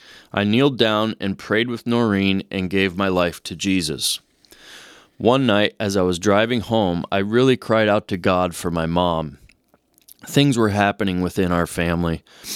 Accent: Sicily, Italy; now in United States; I came from Sicily, Italy. We were a small community, and if a person did wrong, they were looked upon as a castaway. I loved my town and the people. We were poor, but we were proud of our heritage and culture.

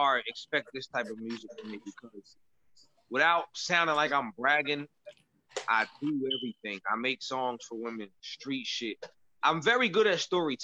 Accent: New Jersey, United States; I'm from South Jersey, so it's a whole different world

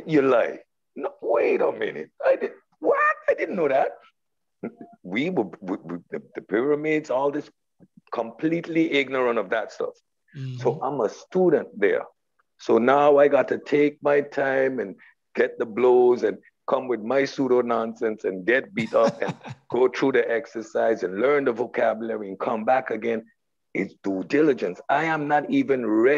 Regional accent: Sint Maarten; I'm from St. Martin, Dutch West Indies

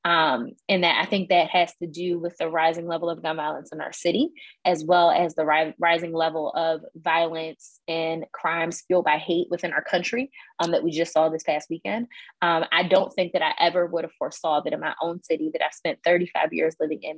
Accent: Philadelphia, Pennsylvania, United States; I grew up in Northwest Philadelphia in Mount Airy

